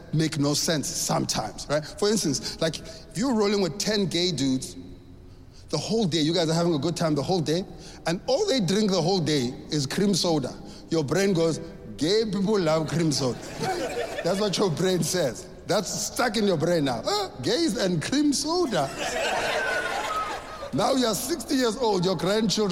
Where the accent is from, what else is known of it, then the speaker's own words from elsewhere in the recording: South Africa; I grew up in South Africa